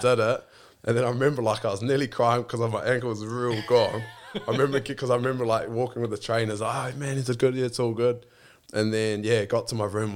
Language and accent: English; Blenheim, Marlborough, New Zealand; born or raised there